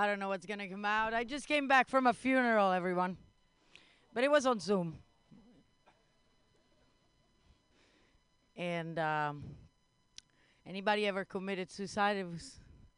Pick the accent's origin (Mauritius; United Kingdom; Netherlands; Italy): Italy; I'm from Italy